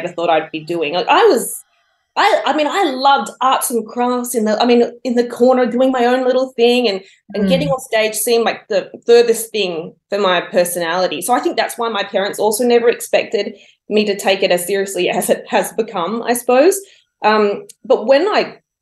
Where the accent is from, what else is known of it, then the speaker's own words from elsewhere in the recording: Wollongong, New South Wales, Australia; I was born and bred in Wollongong, and my childhood was entirely lived out there